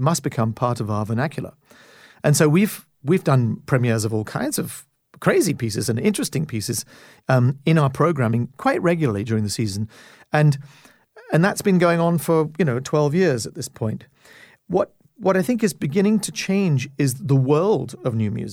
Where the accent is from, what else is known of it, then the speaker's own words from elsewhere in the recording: Canada; as a Canadian, and I'm the first Canadian music director since Macmillan